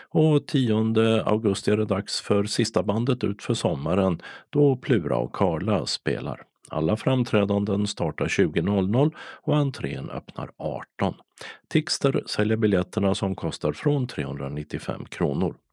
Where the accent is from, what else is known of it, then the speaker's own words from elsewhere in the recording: Stockholm, Stockholm County, Sweden; där jag kommer ifrån i Stockholm så har vi skjutsat.